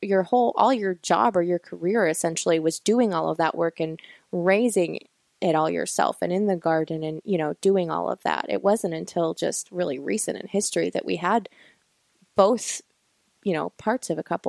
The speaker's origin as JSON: {"language": "English", "region": "North Carolina", "country": "United States", "said": "It goes back farther because I hail from Mountain Stock in Appalachia, North Carolina."}